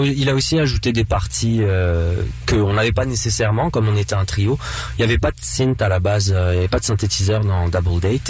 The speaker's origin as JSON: {"language": "French", "region": "north-east France", "country": "France", "said": "je viens du nord-est de la France"}